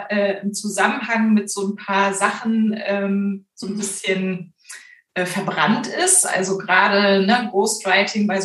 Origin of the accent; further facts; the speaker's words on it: Hamburg, Germany; Also ich war gerade in Hamburg, was ja meine Heimatstadt ist, ganz viel in der Lokalpresse unterwegs